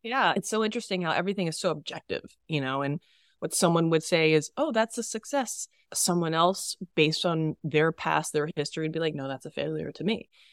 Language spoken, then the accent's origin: English; Texas, United States; Growing up in Texas